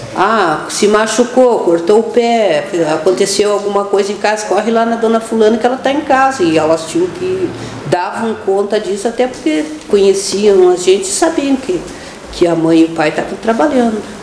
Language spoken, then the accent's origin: Portuguese; Pelotas, Rio Grande do Sul, Brazil; Eu nasci, eu, eu sou natural de Pelotas, né? Então eu nasci no dia 13 do, de setembro de 1967, tenho 53 anos. Nasci na Beneficência Portuguesa. Eu sou do bairro ali da Baus, né? nasci ali